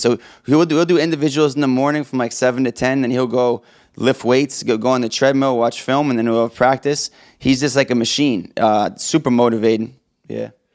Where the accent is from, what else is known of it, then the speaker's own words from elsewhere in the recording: Boston, Massachusetts, United States; also born or lived in New Hampshire; I grew up in the Boston area, went to Trinity High School